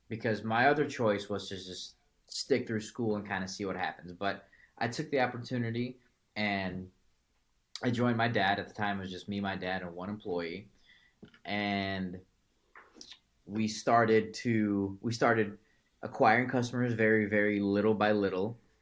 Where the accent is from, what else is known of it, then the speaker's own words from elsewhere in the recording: Chicago, Illinois, United States; originally I'm from Chicago